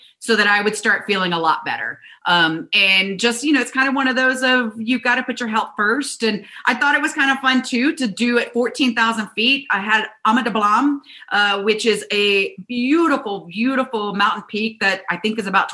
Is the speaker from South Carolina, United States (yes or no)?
yes; South Carolina, United States; I grew up in South Carolina